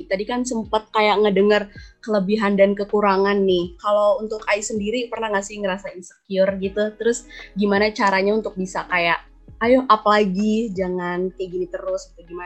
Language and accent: Indonesian; Cirebon, West Java, Indonesia; Aku dari Cirebon, kakak tahu nggak nih?